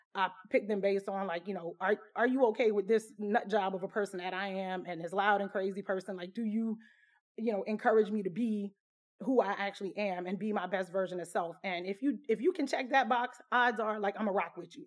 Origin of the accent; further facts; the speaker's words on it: Southwest Louisiana, United States; moved away as an adult; I was born and raised in Southwest Louisiana.